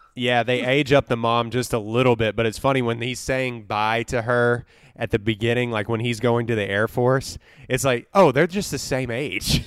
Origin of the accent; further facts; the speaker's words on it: Livingston, Texas, United States; one screen theater in my hometown of Livingston, Texas